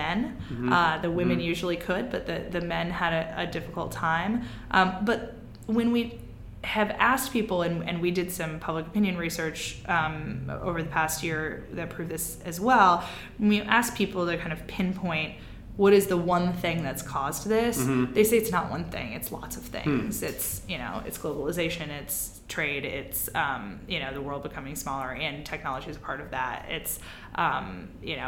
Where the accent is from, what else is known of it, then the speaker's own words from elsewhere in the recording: Midwest, United States; I'm from the Midwest